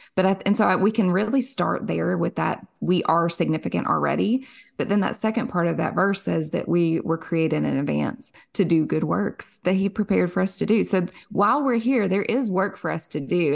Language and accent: English; Somerset, Kentucky, United States; born and raised in Kentucky. Our claim to fame here in Somerset